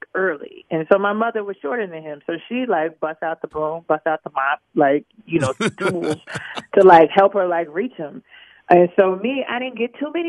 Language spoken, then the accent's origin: English; Chicago, Illinois, United States; also born or lived in Lincoln Park, Chicago; the community I grew up in Cabrini